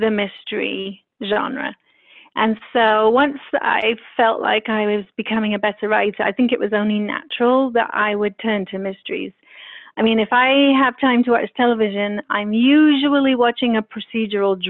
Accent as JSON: {"language": "English", "region": "London", "country": "United Kingdom", "tie": "born or raised there", "also_born_or_lived": "Paris", "said": "London obviously being my hometown"}